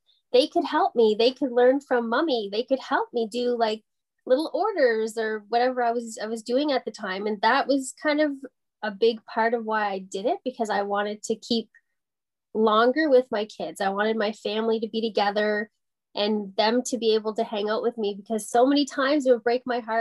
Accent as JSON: {"language": "English", "town": "Porter's Lake", "region": "Nova Scotia", "country": "Canada", "tie": "born or raised there", "moved": "yes", "lives_now": "Lanark County, Canada", "said": "I'm actually from Porter's Lake, so it's just outside of Halifax, Nova Scotia, born and raised there."}